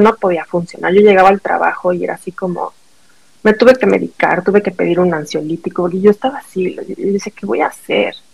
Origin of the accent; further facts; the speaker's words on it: Mexico; moved away as an adult; also born or lived in New York, United States; now in Wisconsin, United States; Soy mexicana. Este crecí en México